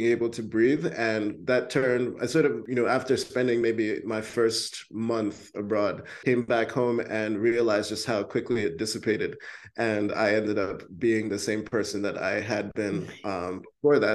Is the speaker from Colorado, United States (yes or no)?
no; New York, United States; moved away as an adult; now in Tbilisi, Georgia; growing up in New York.